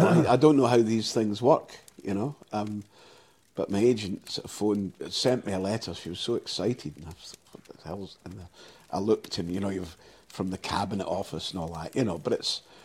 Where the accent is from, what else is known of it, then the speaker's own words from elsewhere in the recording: Clydebank, Scotland, United Kingdom; also born or lived in Dumbarton; now in Surrey, United Kingdom; I was born in Dumbarton, but I was raised in Clydebank